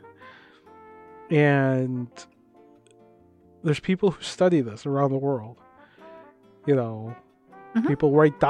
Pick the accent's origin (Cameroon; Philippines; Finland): Philippines; moved away; The professor knew I was from the Philippines